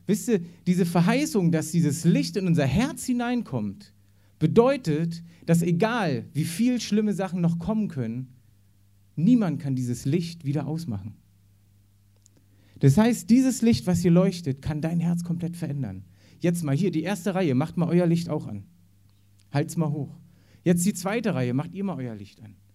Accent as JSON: {"language": "German", "region": "East Germany", "country": "Germany", "tie": "born or raised there", "said": "Bei mir war es damals so, ich bin im Osten aufgewachsen da war sowieso mit Gott gar nichts am, also das wurde total unterdrückt."}